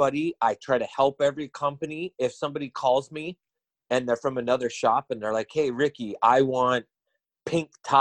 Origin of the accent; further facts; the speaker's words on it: Montana, United States; I'm from Montana.